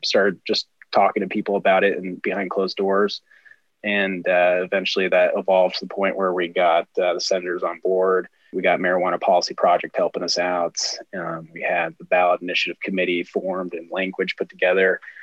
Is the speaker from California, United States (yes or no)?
no; Heber, Utah, United States; I uh, originally hail from the great state of Utah, where I was born in a small town called Heber, and it's um, at the base of a mountain where Park City, Utah, is. And uh, that's where I spent a lot of my childhood